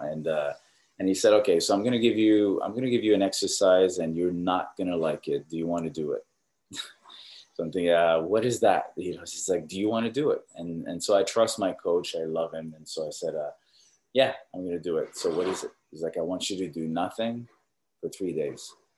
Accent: Canada; now in Orange County, United States; I'm Canadian

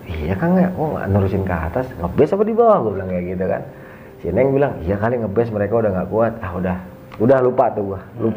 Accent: Bandung, West Java, Indonesia; Gue bilang sama, gue juga dari Bandung.

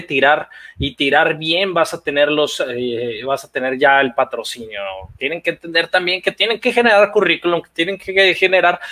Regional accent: Mexico; De México.

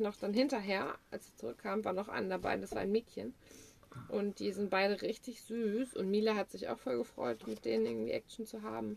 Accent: Germany

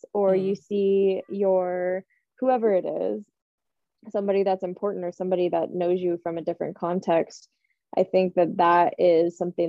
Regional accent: Santa Barbara, California, United States; growing up in Santa Barbara, as you guys know, it's a small community. Everybody knows everybody.

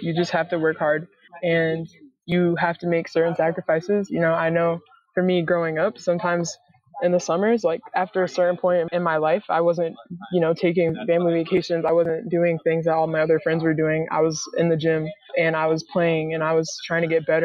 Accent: North Carolina, United States; also born or lived in Rhode Island / Connecticut; now in Fort Worth, United States; I grew up in North Carolina, so, you know, warm weather is what I'm used

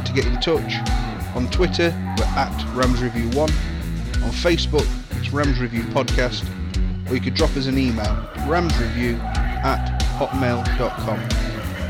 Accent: Derby, East Midlands, United Kingdom; I'm from Derby

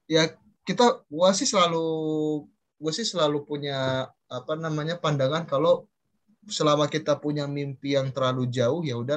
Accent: Bekasi, West Java, Indonesia; sebenarnya gini sih bang eh, gue kan dari Bekasi ya ya otomatis gue ikut senap Indo Bekasi dong

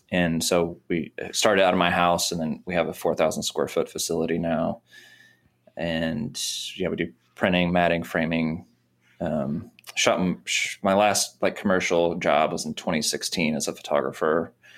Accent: Missouri, United States; moved away as an adult; now in Nashville, United States; I grew up in Missouri

